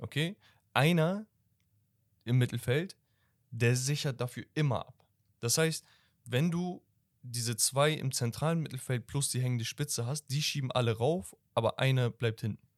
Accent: Turkey; ich bin Türke

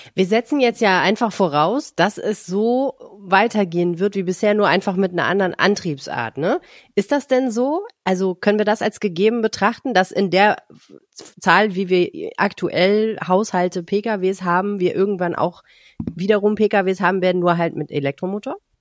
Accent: Hamburg, Germany; Ich bin ja auch in Hamburg geboren

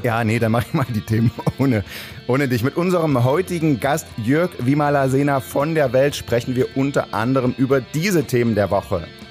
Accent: Saxony, Germany; Ich bin ja selbst aus Sachsen

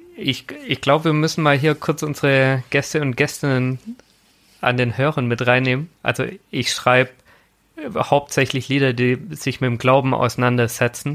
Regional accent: a Swabian village, Germany; grundsätzlich bin ich in einer sehr eher aktiven Landeskirche groß geworden. Also es war halt bei uns im schwäbischen Dorf

